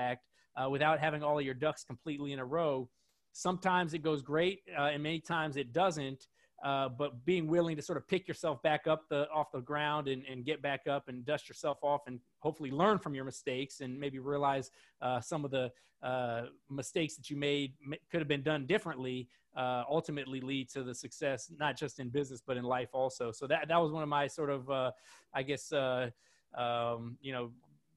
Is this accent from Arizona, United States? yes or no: no; Washington, District of Columbia, United States; I grew up in Washington, D.C.